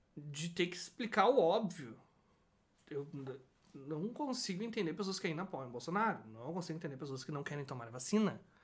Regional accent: Brazil; sou brasileiro

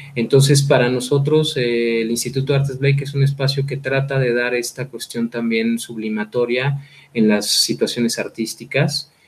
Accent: Mexico

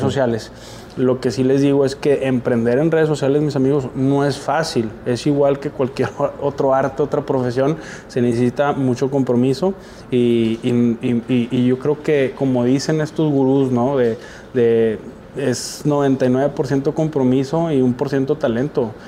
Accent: Monterrey, Nuevo León, Mexico; also born or lived in Sabinas, Coahuila; yo soy originario de Sabinas, Coahuila. Y desde los dos años me vine aquí a Nuevo León. Así que soy regio por adopción, convicción y amor

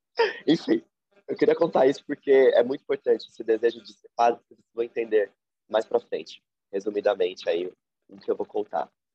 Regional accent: São Paulo, Brazil; Eu atualmente moro e nasci em São Paulo

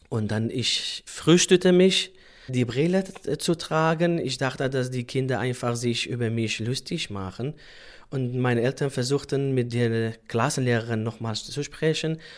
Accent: Sulaymaniyah Governorate, Iraq; German is a second language; Wir sind Kurder und dann äh, hatten wir Probleme mit der äh, damaligen Regierung, Saddam Hussein nämlich

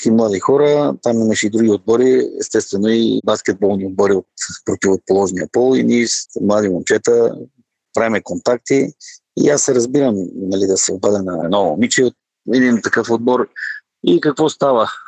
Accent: Dryanovo, Gabrovo Province, Bulgaria; Аз вече не си спомням кога в родния ми град Дряно, в Локомотив. Играех баскетбол, но се появи един от треньорите в детско-юношеската школа на Локомотив Дряно

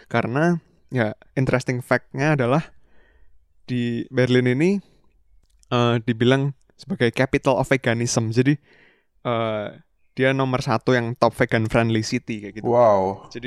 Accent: Indonesia; iya karena kita dari Indo juga kita kenalnya ah. kalau dari tanaman ya tahu tempe kan bener

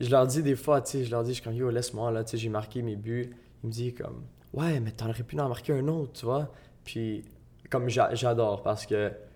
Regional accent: Gatineau, Quebec, Canada; moi, je venais, de Hull.

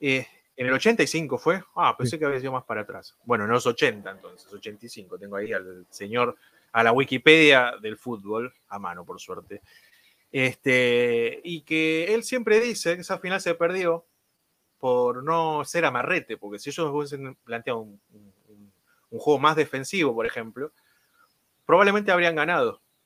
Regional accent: Florencio Varela, Buenos Aires Province, Argentina; Yo soy de Florencio Varela, la ciudad del DF

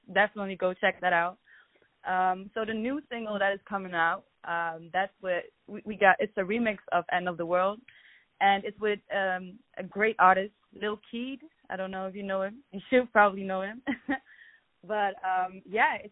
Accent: Amsterdam, North Holland, Netherlands; moved away as an adult; now in Los Angeles, United States; I'm from Amsterdam originally. So I came to Los Angeles a few months ago.

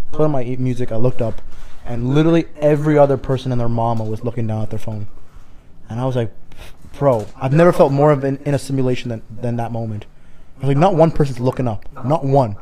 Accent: Canada; We're Canadian

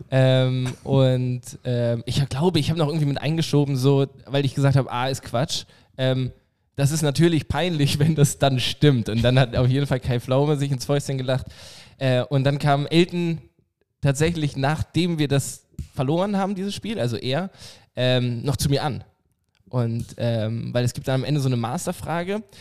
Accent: Oldenburg, Lower Saxony, Germany; Aus Oldenburg

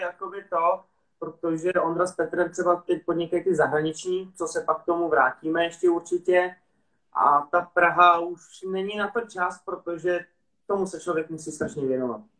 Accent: Prague, Czechia; jak jsem rodilý Pražák

